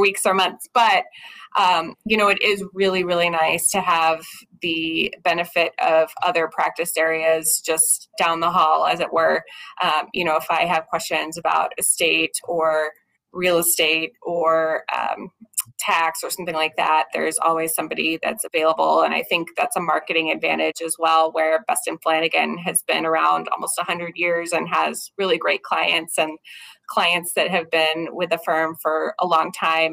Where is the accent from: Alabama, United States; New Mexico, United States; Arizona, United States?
New Mexico, United States; Albuquerque; moved away as an adult; now in Minnesota, United States; I actually grew up in Albuquerque, New Mexico, which is where I was practicing previously